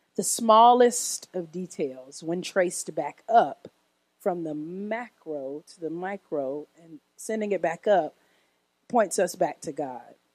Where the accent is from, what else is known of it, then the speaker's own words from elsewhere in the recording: Oak Park, Illinois, United States; I was born in Oak Park, Illinois, a suburb west of Chicago